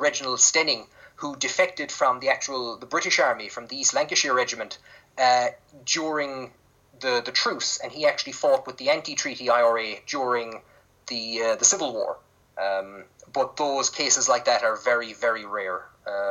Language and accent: English; Ireland